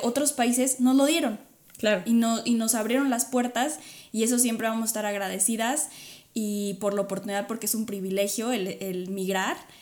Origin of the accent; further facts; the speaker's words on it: Mexico; moved away; los mexicanos puedo hablar desde los mexicanos